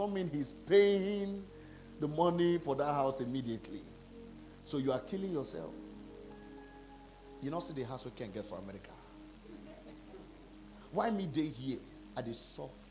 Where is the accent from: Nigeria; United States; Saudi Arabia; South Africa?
Nigeria; I'm from Nigeria.